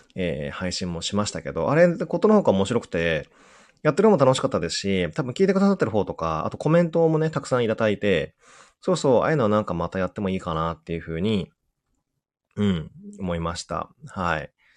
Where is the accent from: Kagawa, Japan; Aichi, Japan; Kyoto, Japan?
Kagawa, Japan; Udon country; うどんの国出身なんで